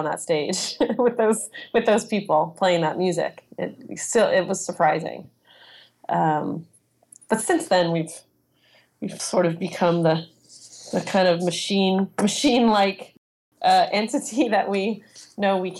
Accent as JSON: {"language": "English", "town": "Los Angeles", "region": "California", "country": "United States", "tie": "born or raised there", "said": "I grew up in Hollywood, just the sort of the youngest of three kids"}